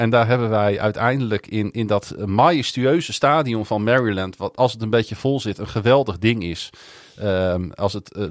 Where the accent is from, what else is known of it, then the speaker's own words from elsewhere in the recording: Netherlands; Omdat we uit Nederland